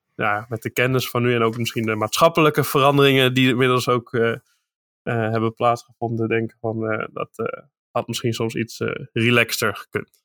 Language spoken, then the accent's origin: Dutch; eastern Netherlands, Netherlands; in het oosten van het land waar ik vandaan kom